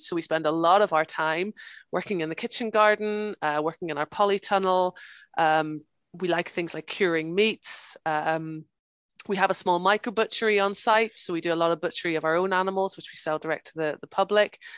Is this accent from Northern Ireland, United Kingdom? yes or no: yes; Northern Ireland, United Kingdom; also born or lived in England; now in Scotland, United Kingdom; I'm from Ireland originally. I'm from the north of Ireland. So my, my mom and dad live just outside Belfast